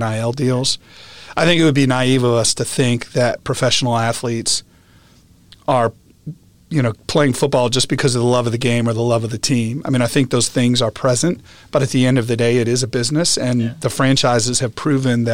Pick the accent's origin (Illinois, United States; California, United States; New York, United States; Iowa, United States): New York, United States; upstate; born or raised there; moved away; also born or lived in West Lafayette, Indiana